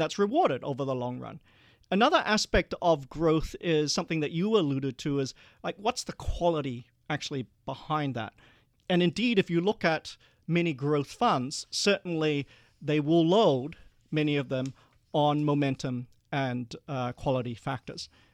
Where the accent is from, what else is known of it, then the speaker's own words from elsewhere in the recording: Perth, Western Australia, Australia; moved away; also born or lived in Malaysia; we were one of the first Asian families after the white Australia policy to move to Perth. And I remember growing up, I was the only non-white kid in class